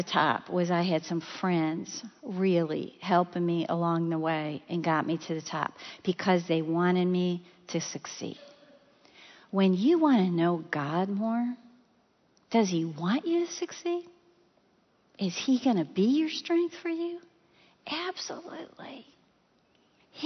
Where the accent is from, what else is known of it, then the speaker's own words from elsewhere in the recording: Chicago, Illinois, United States; I'm from Chicago